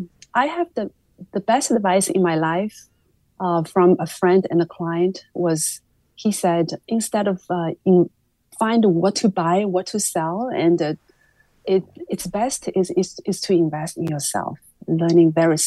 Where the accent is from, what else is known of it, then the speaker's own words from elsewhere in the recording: Shanghai, China; Oh, yeah, I grew up in Shanghai in the 70s, and there was still an instilled sense of value towards the health and longevity.